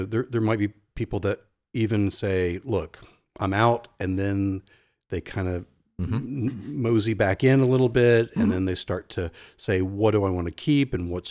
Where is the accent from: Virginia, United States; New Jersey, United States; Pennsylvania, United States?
Virginia, United States; Norfolk; I was in an ice cream store where I grew up in Norfolk, Virginia Beach area.